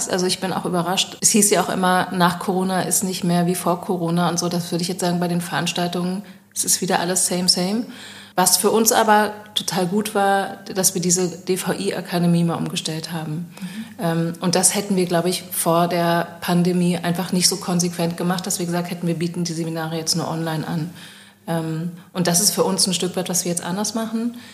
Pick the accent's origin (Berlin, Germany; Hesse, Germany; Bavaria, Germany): Berlin, Germany; ich bin Berlinerin, was wollt ihr jetzt hier in Düsseldorf von mir?